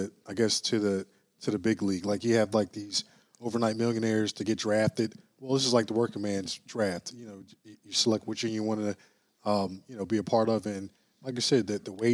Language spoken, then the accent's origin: English; Philadelphia, Pennsylvania, United States; now in New Jersey, United States; I'm a Philadelphia homegrown, Mount Airy, to be exact